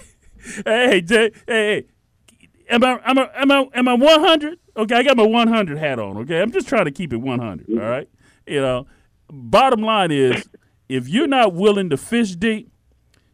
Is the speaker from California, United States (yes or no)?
no; Miami, Florida, United States; I'm from Miami, okay? I remember my father used to take me fishing